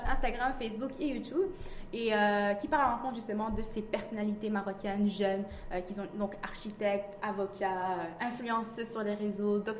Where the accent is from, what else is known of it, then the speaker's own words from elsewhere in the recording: Quebec, Canada; also born or lived in Morocco; je suis au... au Maroc. Ah, né au Maroc. je suis partie au Canada quand j'avais 7 ans.